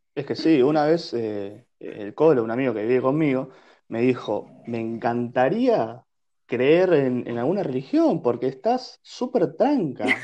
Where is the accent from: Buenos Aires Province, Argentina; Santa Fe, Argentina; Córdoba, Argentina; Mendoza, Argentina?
Buenos Aires Province, Argentina; Bahía Blanca; moved away; yo soy hoy en día lo que soy por haber sido nacido y criado en Bahía Blanca